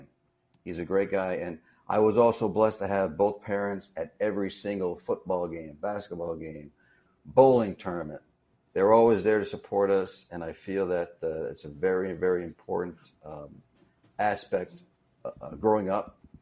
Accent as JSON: {"language": "English", "town": "Dunmore", "region": "Pennsylvania", "country": "United States", "tie": "born or raised there", "said": "I grew up in Dunmore, Pennsylvania"}